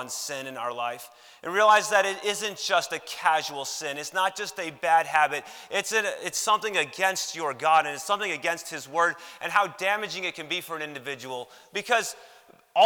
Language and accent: English; Chicago, Illinois, United States; Growing up in Chicago